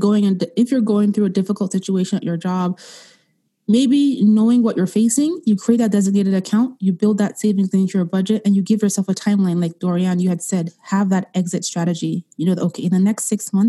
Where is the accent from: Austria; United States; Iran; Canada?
Austria; moved away; I grew up in Europe, in Austria, and growing up as a young child, racism was something that we faced every day